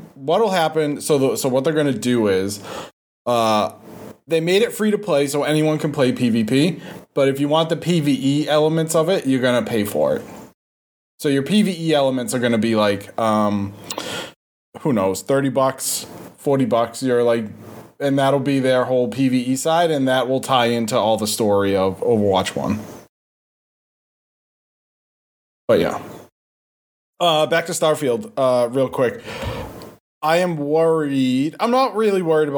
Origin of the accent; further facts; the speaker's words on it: Boston, Massachusetts, United States; accent: Boston; my Boston accent.